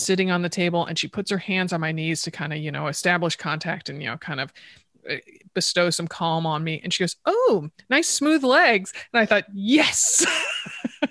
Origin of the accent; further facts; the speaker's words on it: Connecticut, United States; I grew up in Connecticut